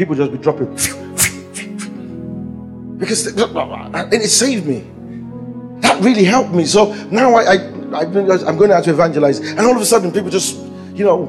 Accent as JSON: {"language": "English", "country": "Nigeria", "said": "I'm a Nigerian"}